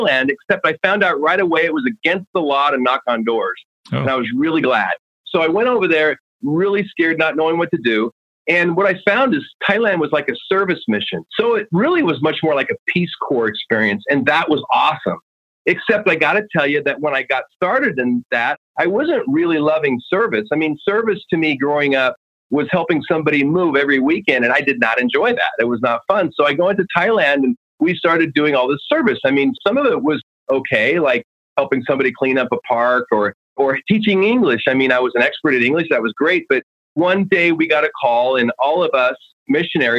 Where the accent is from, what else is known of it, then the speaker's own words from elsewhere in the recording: Oregon, United States; I grew up in Oregon and grandma had a simple wooden stove that she cooked on.